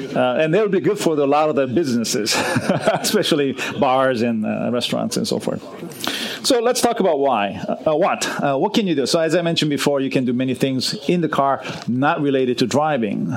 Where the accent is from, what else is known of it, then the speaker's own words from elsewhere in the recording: Los Angeles, California, United States; moved away; I grew up in Los Angeles, and um, for 30 years I was away from Los Angeles, and I'm finally back living uh, in in Los Angeles.